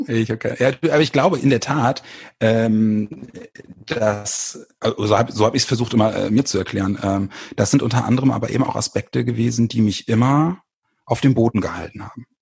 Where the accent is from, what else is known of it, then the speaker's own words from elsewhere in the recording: Bremen, Germany; moved away as an adult; also born or lived in small town south of Hamburg; now in near Hamburg, Germany; komme aus Bremen